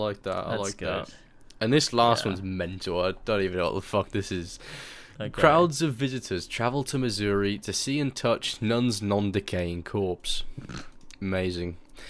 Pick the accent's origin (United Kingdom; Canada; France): United Kingdom; England; I'm English